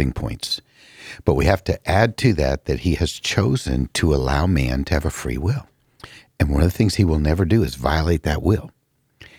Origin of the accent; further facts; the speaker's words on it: California, United States; moved away; Growing up in California